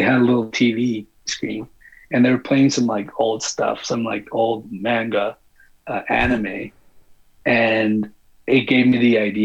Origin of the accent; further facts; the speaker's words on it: Mexico; I'm from Mexico.